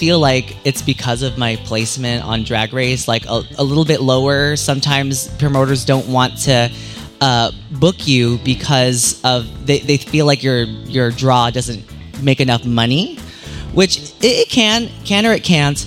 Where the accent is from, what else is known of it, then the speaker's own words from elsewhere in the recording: San Francisco, California, United States; I was born in San Francisco. I was born in the Bay Area.